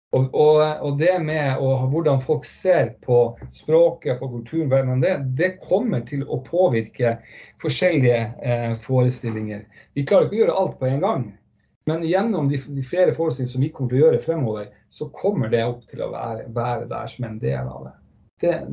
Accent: Northern Norway, Norway; Jeg er fra Nord-Norge

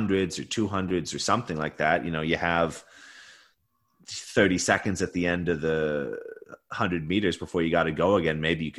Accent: Sackville, New Brunswick, Canada; moved away; I was born and raised out east in Sackville, New Brunswick

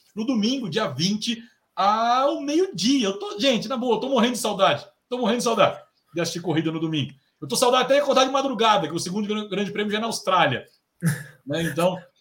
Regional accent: Brasília, Federal District, Brazil; o …, o … e …, nós somos de Brasília

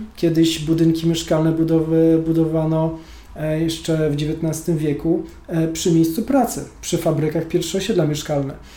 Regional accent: Gdańsk, Pomeranian Voivodeship, Poland; Sam się wychowałem w falowcu

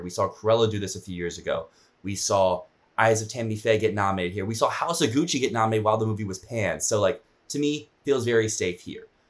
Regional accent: Virginia, United States; I am from Virginia

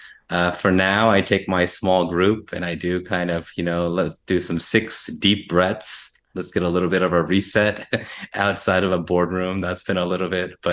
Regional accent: United States; I'm Indian American, Asian American.

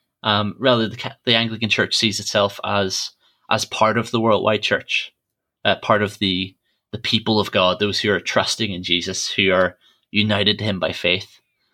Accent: Ireland; So I grew up in Church of Ireland Church, and some people back in Ireland, even if they don't know much about church, about the Bible, they know for definite that they're Protestant or they're Catholic.

